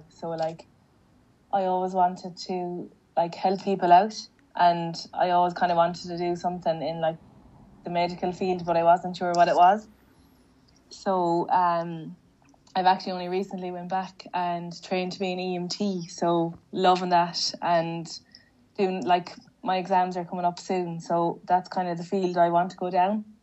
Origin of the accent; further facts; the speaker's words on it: Shrule, Connacht, Ireland; it was nothing but happy childhood memories. Um, as you know yourself, it's a small little village, and everyone kind of knows everyone.